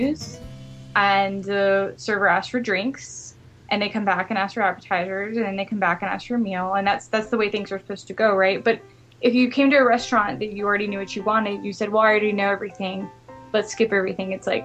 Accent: Memphis, Tennessee, United States; moved away as an adult; now in California, United States; I'm originally from Memphis, Tennessee in the United States, which is like the southern part of the U.S.

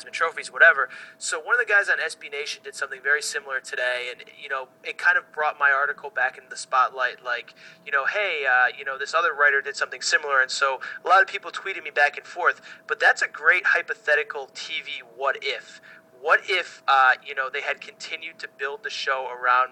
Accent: East Coast, United States; growing up on the East Coast, going to school with people from Long Island and from New Jersey

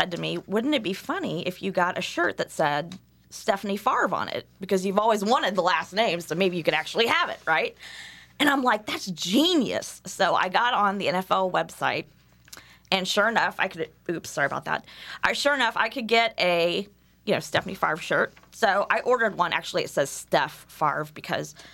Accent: Indiana, United States; I said, Indiana

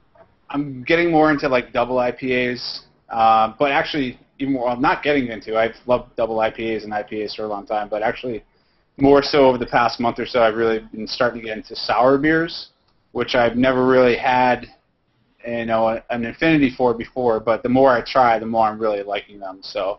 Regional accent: Hooksett, New Hampshire, United States; also born or lived in Manchester, New Hampshire; now in south of Boston, United States; I'm from New Hampshire originally. I grew up in Hooksett in Manchester. So, you know, to see that White Birch has opened up in my hometown

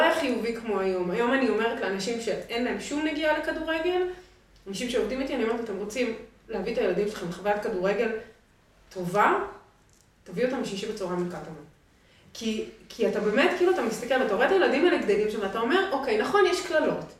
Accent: Jerusalem, Jerusalem District, Israel; moved away as an adult; now in Tel Aviv, Israel; בתור ירושלמית שהיום גרה בתל אביב

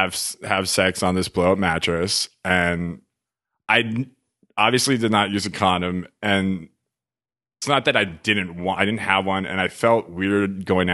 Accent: Los Angeles, California, United States; I'm from LA.

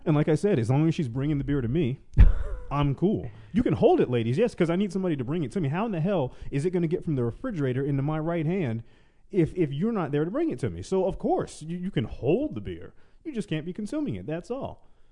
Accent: the South, United States; moved away; I am originally from the South

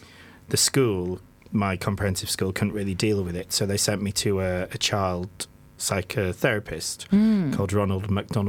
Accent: the North East, North East England, United Kingdom; I was brought up in the Northeast in sort of 86. I was at school

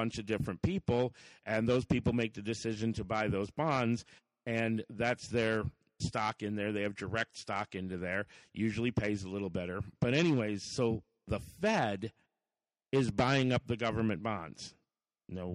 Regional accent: United States; we, as the American people

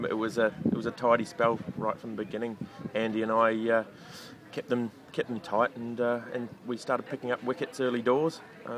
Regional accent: United Kingdom; No, I'm British through and through.

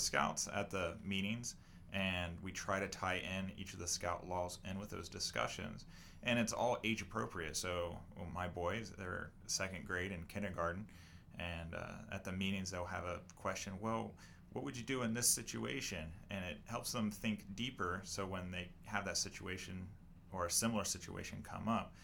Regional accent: Lancaster, Ohio, United States; moved away as an adult; now in Thornville, United States; I was born and raised in Lancaster

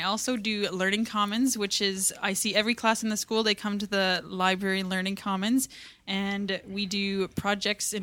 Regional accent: Chilliwack, British Columbia, Canada; also born or lived in Langley; So I am from Chilliwack. I was initially born in Langley.

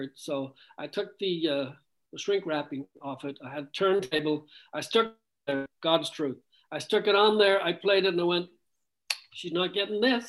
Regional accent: Ireland; moved away; I was born and raised in Ireland

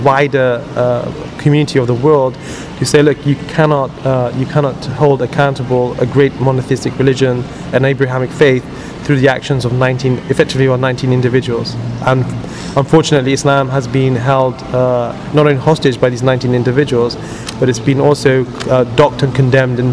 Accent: United Kingdom; I'm a British Muslim

